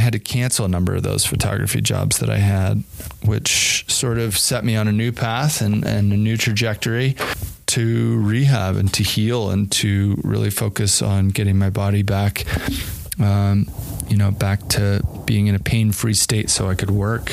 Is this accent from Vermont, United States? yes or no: no; New Jersey, United States; moved away as an adult; also born or lived in Colorado / Yosemite National Park, California; now in Jackson Hole, United States; I grew up in the East Coast in New Jersey, of all places